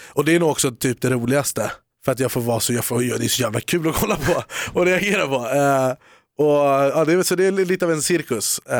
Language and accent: Swedish; Haninge, Stockholm County, Sweden; Haninge, kära till Jordbro.